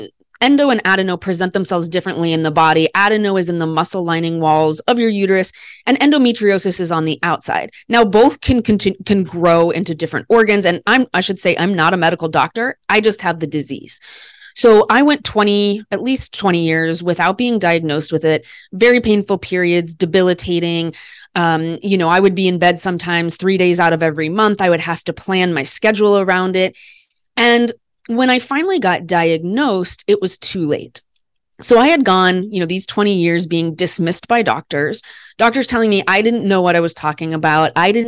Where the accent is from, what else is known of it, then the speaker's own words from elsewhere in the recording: Midwest, United States; I'm an educated white woman. I'm from the Midwest of America.